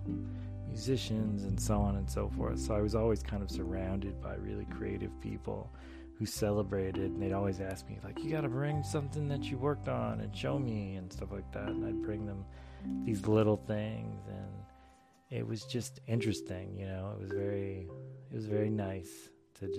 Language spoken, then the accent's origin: English; Charlotte, North Carolina, United States; now in Maryland, United States; I grew up, actually, a large portion of my life, I grew up in North Carolina. I grew up in Charlotte, North Carolina.